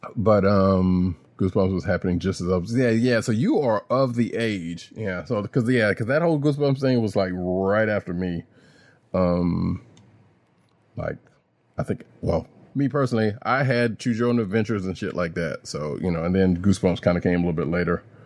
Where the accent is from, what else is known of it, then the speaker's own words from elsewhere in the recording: the South, United States; I'm from the South.